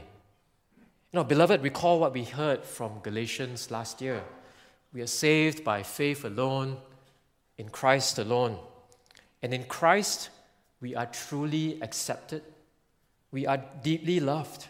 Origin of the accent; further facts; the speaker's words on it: Singapore; being Singaporean